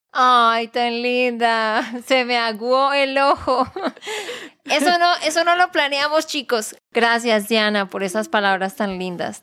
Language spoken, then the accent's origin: Spanish; Santander, Colombia; de Santander, Colombia.